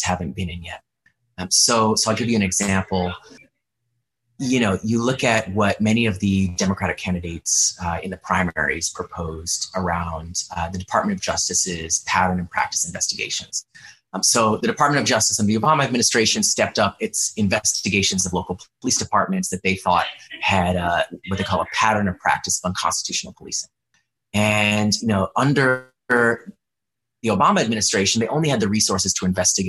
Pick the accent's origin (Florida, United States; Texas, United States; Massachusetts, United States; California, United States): Florida, United States; Orlando; my hometown in Orlando.